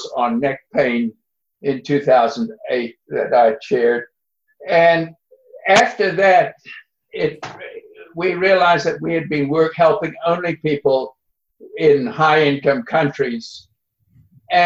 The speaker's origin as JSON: {"language": "English", "country": "South Africa", "tie": "born or raised there", "moved": "yes", "said": "growing up in South Africa"}